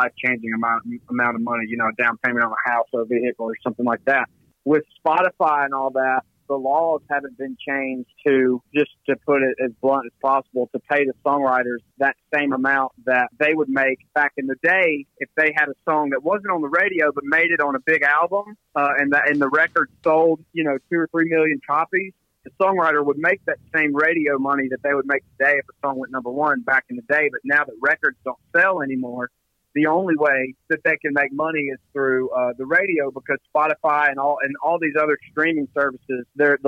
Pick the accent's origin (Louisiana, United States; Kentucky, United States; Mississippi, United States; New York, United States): Mississippi, United States; Philadelphia; Oh, man, it means everything. Mississippi is interesting because there's no professional team in the state